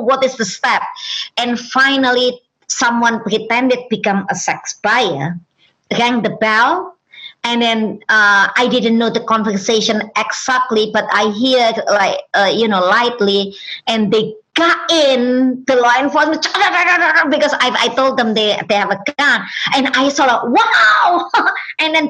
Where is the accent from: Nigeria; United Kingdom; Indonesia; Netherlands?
Indonesia; first language Indonesian; English is a second language; moved away as an adult; now in United States; Indonesia, my native language